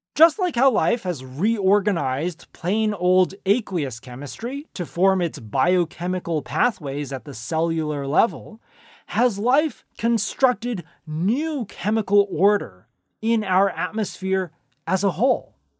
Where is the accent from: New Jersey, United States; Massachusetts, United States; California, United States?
California, United States; Silicon Valley; I grew up in Silicon Valley, where it was common to go trick-or-treating at Steve Jobs' house